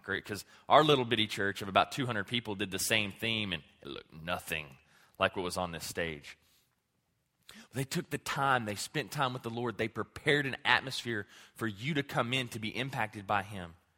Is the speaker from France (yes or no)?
no; Clarendon, Texas, United States; my hometown of Clarendon